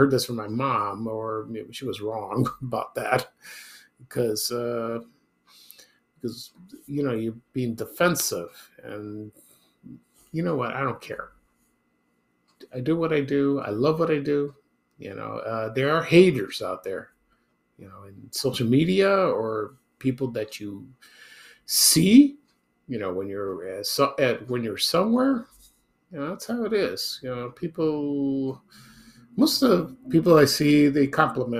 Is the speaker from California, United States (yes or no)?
no; Chicago, Illinois, United States; I grew up in Chicago over the years